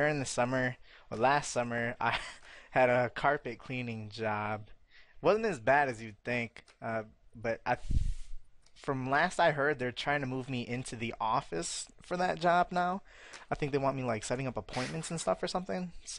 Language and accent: English; United States; I'm from America, and I'm in college right now.